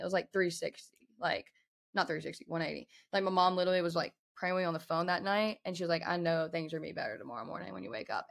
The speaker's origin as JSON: {"language": "English", "area": "Winston-Salem", "region": "North Carolina", "country": "United States", "tie": "born or raised there", "said": "Winston-Salem where I was born"}